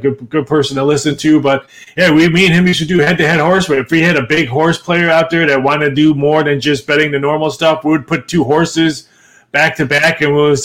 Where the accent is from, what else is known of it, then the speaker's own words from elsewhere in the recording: Midwest, United States; moved away; I grew up in the Midwest